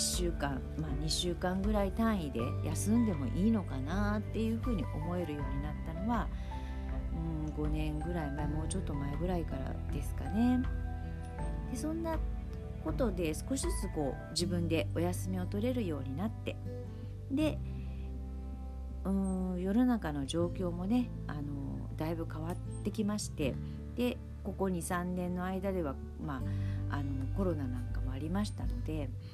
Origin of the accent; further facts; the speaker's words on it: Saitama, Japan; moved away as an adult; also born or lived in Hyogo Prefecture / Shiga Prefecture; now in Shiga, Japan; もともと私は埼玉県出身で、で、結婚して、えー、関西の方に移ったわけですけれども、別にその、もう古里を出て何十年も経っていて